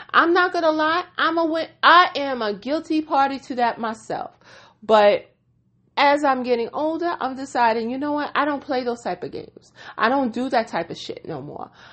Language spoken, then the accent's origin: English; New York, United States; I am a New Yorker